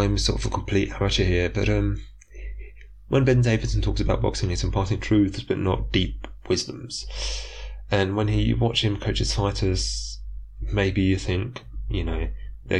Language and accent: English; United Kingdom; accent: British; I am taking a notably British slant. Listen to my accent.